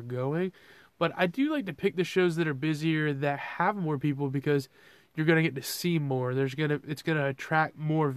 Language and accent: English; Georgia, United States; I'm from Georgia